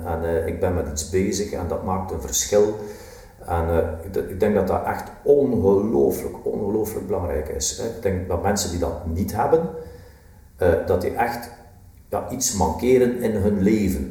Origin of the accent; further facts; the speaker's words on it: West Flanders, Belgium; ik ben een West-Vlaming